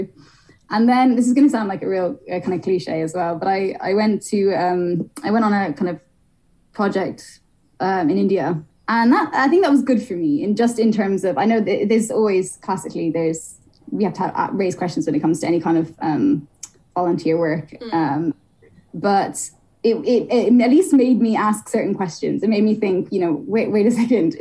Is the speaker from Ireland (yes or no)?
yes; Ireland; moved away; I grew up in Ireland